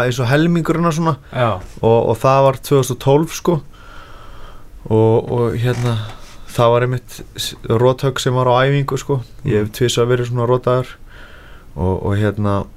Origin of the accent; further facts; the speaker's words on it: Iceland; ég er frá Íslandi og ég er að æfa með Gunnar Nelson